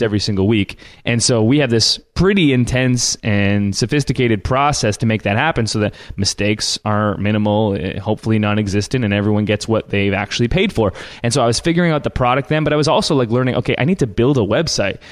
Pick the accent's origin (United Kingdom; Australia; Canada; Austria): Canada; I'm Canadian.